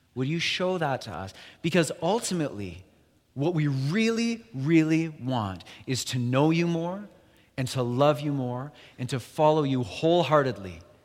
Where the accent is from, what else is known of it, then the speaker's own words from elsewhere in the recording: Alberta, Canada; moved away; We're both from Alberta initially